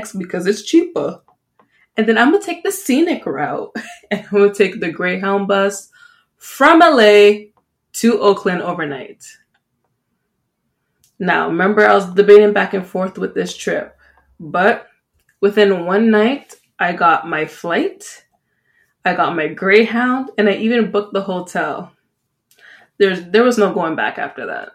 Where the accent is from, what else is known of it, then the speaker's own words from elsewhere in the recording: Jamaica; now in Canada; I'm Jamaican